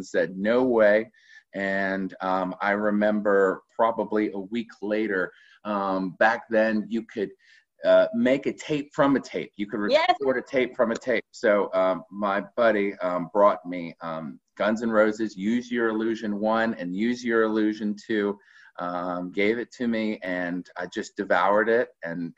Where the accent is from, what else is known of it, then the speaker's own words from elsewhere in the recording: South Carolina and Georgia, United States; I grew up in South Carolina and Georgia